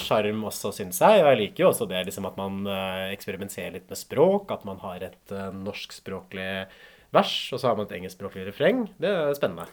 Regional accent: Norway; den der countryen som jeg vokste opp med i Norge

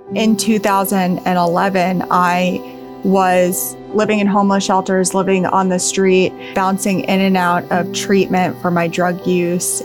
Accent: Hackettstown, New Jersey, United States; also born or lived in Burlington County, New Jersey; I grew up in Hackettstown, New Jersey, which is in Warren County

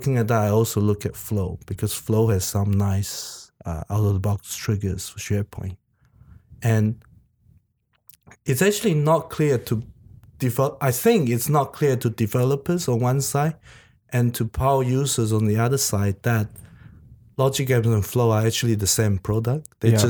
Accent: Taiwan; English is a second language; also born or lived in New Zealand; now in Sydney, Australia; I was originally from Taiwan, and right. I learned English the American way. And then I went to New Zealand. I was in New Zealand for about 8 years.

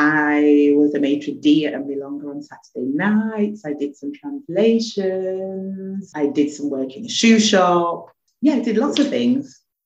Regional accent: England, United Kingdom; And I mean, I come from England, so when I went there I didn't get culture shock.

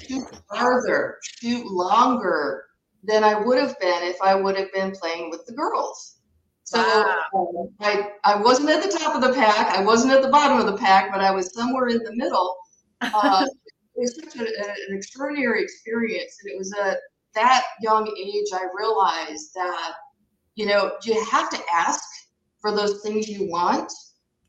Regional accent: Michigan, United States; I'm originally from Michigan. I was born and raised

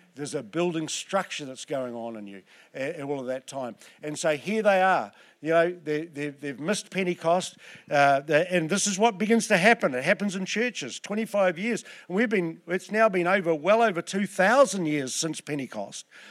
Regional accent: Southland, New Zealand; I'm from Southland

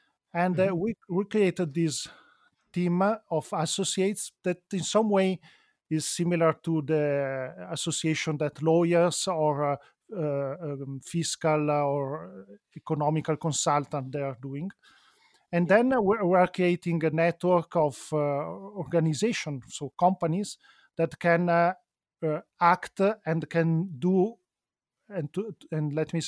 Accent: Milan, Lombardy, Italy; also born or lived in Venice; And despite I'm an Italian citizen, I was born in Venice, grew up in Milano, then I found that Switzerland in general and Ticino is a very nice place

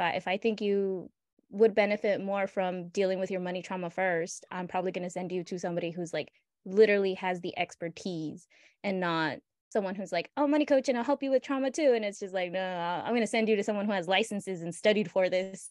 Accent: United States; born in the United States, growing up in the United States

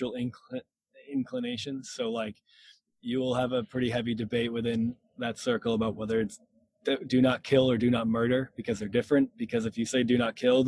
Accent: Massachusetts, United States; also born or lived in Lynchburg, Virginia; I'm from Massachusetts, and that's where I still live, and the only time I haven't lived here was my time in Lynchburg, Virginia, at Liberty

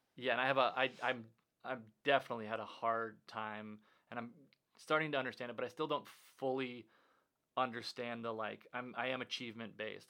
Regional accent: Minnesota, United States; growing up in Minnesota

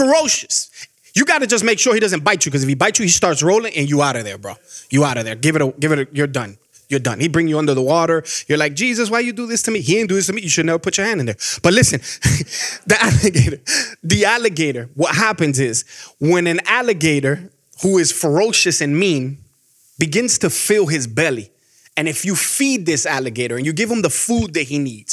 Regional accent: Miami, Florida, United States; moved away as an adult; now in Georgia, United States; when I grew up in Miami, we had squirrels

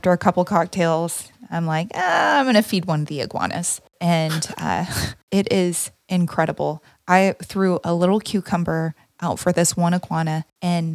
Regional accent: Gulf Coast, Texas, United States; I'm from Texas and off the Gulf Coast

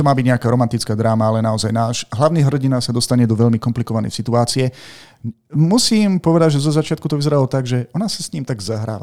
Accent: Martin, Žilina Region, Slovakia; u nás v Martine

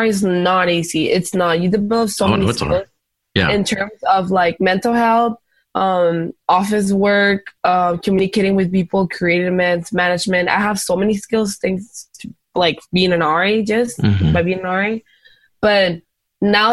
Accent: Tijuana, Baja California, Mexico; also born or lived in San Diego; I was not raised in the States. I was raised in Mexico

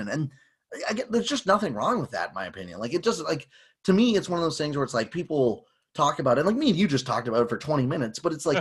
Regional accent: near Toronto, Ontario, Canada; growing up near Toronto

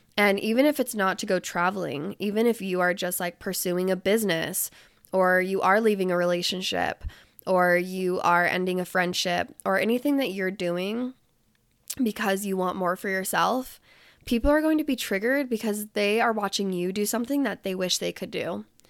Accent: Salt Lake City, Utah, United States; even being back in Utah right now and being in my hometown

